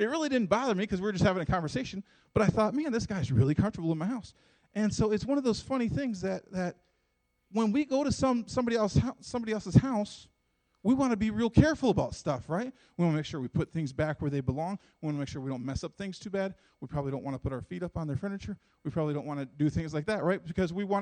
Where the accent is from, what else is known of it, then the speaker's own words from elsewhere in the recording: United States; I'm an American. We're proud to be Americans, and we love being Americans